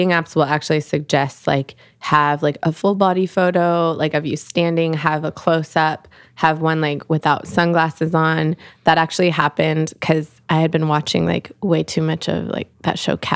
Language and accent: English; Pacific Northwest, United States; like I grew up in the Northwest, like people are very like natural looking out there.